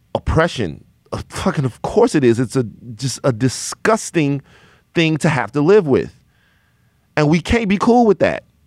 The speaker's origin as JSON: {"language": "English", "town": "Baton Rouge", "region": "Louisiana", "country": "United States", "said": "I'm from Baton Rouge, Louisiana"}